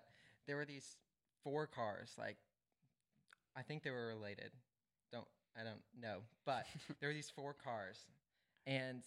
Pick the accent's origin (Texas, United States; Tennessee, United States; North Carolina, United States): North Carolina, United States; moved away; we lived in North Carolina for like 8 years. Moved out here 3 years ago